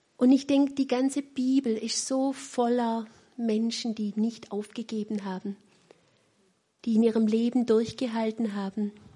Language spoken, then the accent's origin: German; Weinstadt, Baden-Württemberg, Germany; accent: Swabian; Ich spreche ein wunderbares Schwäbisch, weil ich auch in Weinstadt aufgewachsen bin